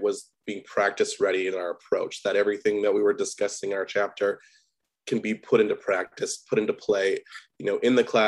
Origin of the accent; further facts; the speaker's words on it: Midwest, United States; I'm from the Midwest